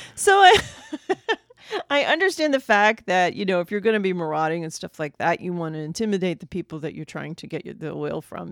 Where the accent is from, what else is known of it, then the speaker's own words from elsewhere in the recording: United States; we as American audiences